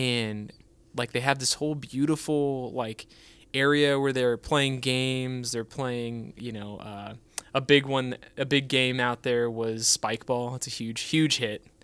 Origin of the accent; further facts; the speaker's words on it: California, United States; now in Texas, United States; we grew up in California